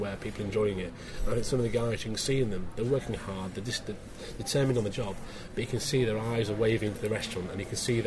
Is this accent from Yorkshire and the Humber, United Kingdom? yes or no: yes; Scarborough, Yorkshire and the Humber, United Kingdom; moved away; I'm from Scarborough in Yorkshire originally